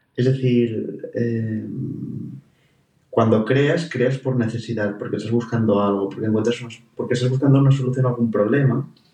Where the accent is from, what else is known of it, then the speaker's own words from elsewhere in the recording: Alcanar, Catalonia, Spain; qué privilegio tengo de haber nacido donde he nacido